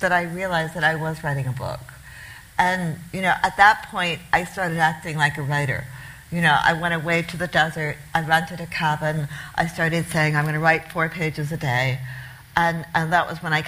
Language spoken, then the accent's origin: English; New Zealand; moved away as an adult; also born or lived in Connecticut, United States; now in New York, United States; my family emigrated to New Zealand from the U.S., from a town, on the northeast, in a blue-collar town in Connecticut, at the end of the 60s. So I partly grew up in New Zealand. I went to high school and I went to university in New Zealand.